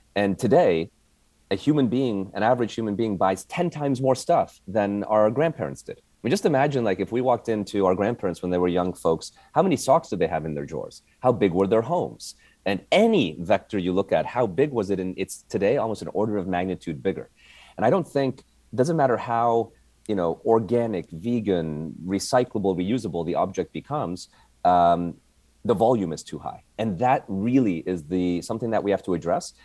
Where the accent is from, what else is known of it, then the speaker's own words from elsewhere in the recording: Canada; moved away as an adult; also born or lived in Montreal; now in United States; I came from Canada